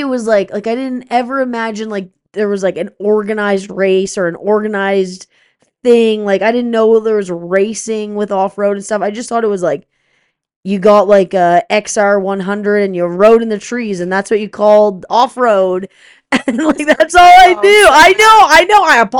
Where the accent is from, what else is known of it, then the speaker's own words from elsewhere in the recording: East Coast, United States; Yeah, I don't think I've ever seen an elk before, which sounds so stupid, but I'm from the East Coast.